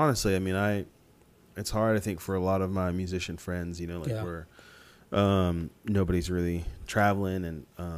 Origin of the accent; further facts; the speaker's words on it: Columbia, Missouri, United States; Well, I'm originally from Columbia, Missouri, and my parents are from Nigeria, so. My mom was 8 months pregnant with me when she moved to Missouri from Nigeria.